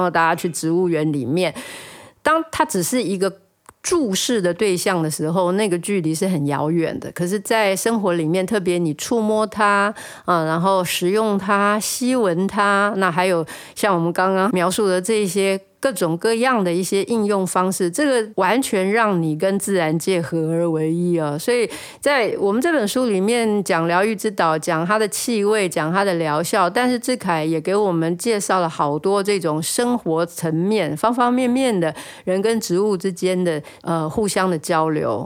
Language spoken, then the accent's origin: Chinese; Taiwan; moved away; also born or lived in Netherlands; 我们台湾人在用肉豆蔻上面比较不是那么熟悉